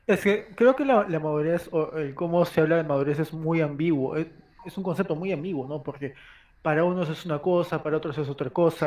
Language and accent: Spanish; Peru; como peruanos